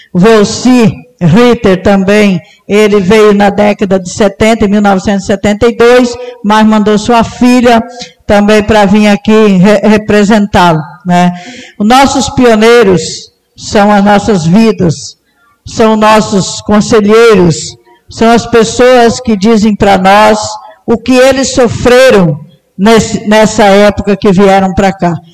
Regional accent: Rio Grande do Sul, Brazil; Nós viemos do Rio Grande do Sul

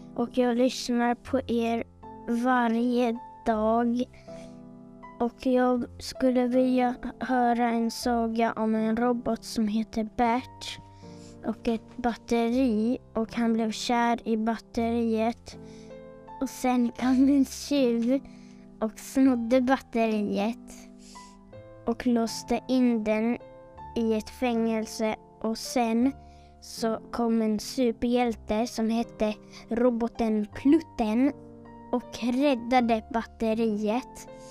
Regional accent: Stockholm, Stockholm County, Sweden; jag kommer från Stockholm

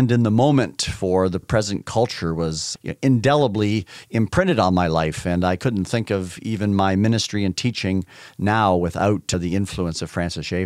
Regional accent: Canada; I grew up in Canada. It was already a very, very secular country.

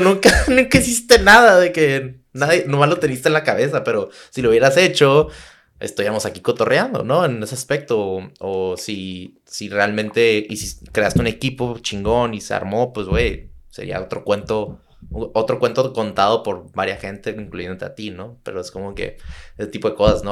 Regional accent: Tijuana, Baja California, Mexico; soy de Tijuana

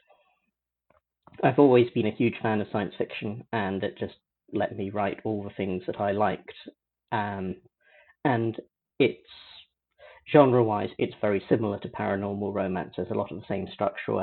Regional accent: United Kingdom; I'm British.

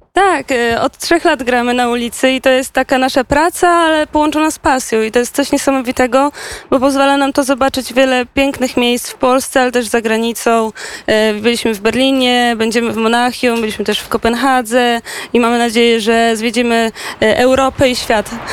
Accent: Poland; jesteśmy z Polski

